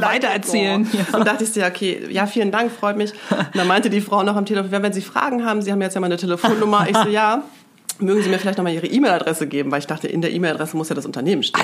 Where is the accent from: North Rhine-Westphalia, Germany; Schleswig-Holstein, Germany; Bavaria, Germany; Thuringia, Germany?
North Rhine-Westphalia, Germany; Münster; also born or lived in Gronau; ich komme aus Münster. Mhm. Und bin da auch in die fünfte Klasse gegangen